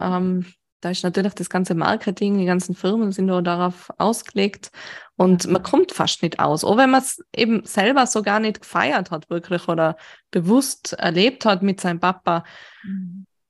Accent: Austria; Bei uns in Österreich

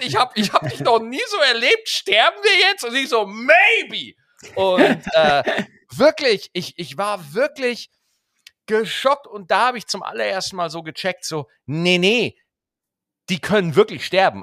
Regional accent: Schwarzach, Bavaria, Germany; Bei uns in Schwarzach

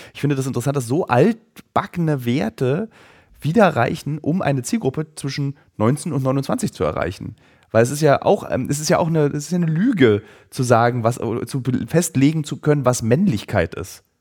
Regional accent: East Germany, Germany; für mich als Ossi

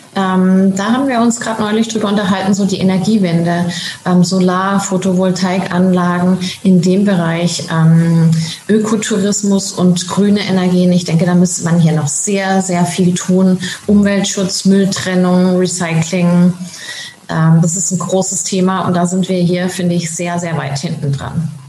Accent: Germany; moved away as an adult; now in Tenerife, Spain; weil wir so gerne ausgewandert sind und fanden es auch so toll, für Kinder hier aufzuwachsen

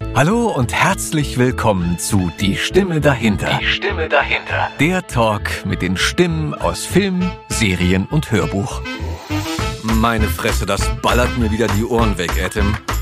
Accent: Berlin, Germany; geboren in Berlin, ja. Lichtenberg

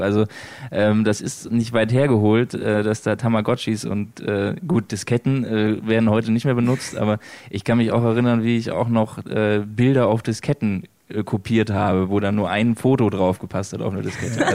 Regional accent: West Germany, Germany; Ich komme aus, aus Westdeutschland

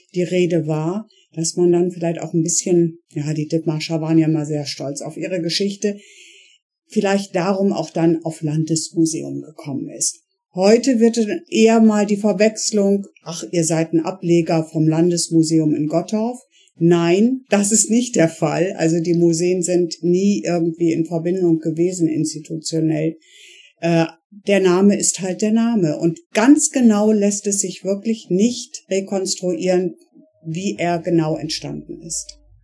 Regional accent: Bremen, Germany; moved away as an adult; also born or lived in Hamburg / Flensburg; now in Meldorf, Germany; ich äh, bin eigentlich äh, gebürtige Bremerin

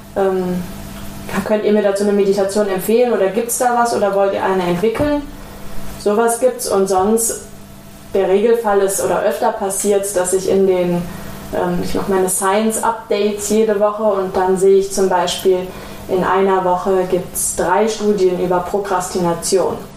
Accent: Ruhr area, North Rhine-Westphalia, Germany; Ich bin zwar im Pott aufgewachsen

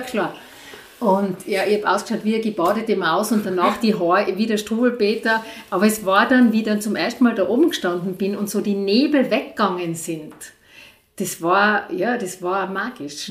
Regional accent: Innsbruck, Tyrol, Austria; now in Igls, Austria; Ich bin aus Innsbruck und bin zuerst in Innsbruck äh, aufgewachsen, bis ich, ja, bis ich so zwölf Jahre alt war

